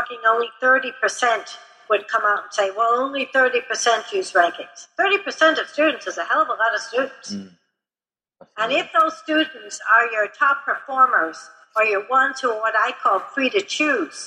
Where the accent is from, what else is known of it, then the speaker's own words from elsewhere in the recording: Chicago, Illinois, United States; I'm from Chicago